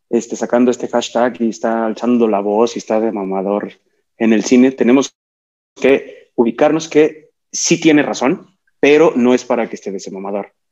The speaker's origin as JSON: {"language": "Spanish", "country": "Mexico", "said": "Pues sí, soy mexicano moreno"}